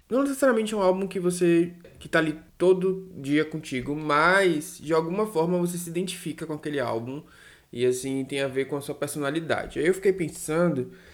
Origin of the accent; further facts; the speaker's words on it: Salvador, Bahia, Brazil; daqui da minha terrinha, do meu país, Salvador